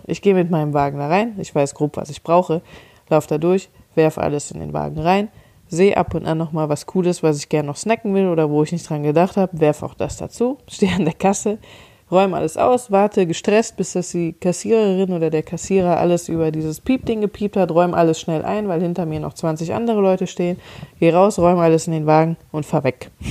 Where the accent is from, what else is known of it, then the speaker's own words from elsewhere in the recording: Cologne, North Rhine-Westphalia, Germany; ich komme aus Köln, wir haben hier die Kioskkultur